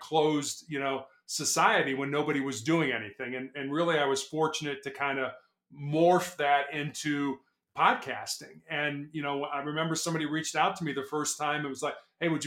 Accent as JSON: {"language": "English", "town": "Chicago", "region": "Illinois", "country": "United States", "tie": "born or raised there", "also_born_or_lived": "South Carolina", "said": "I was born and raised in Chicago"}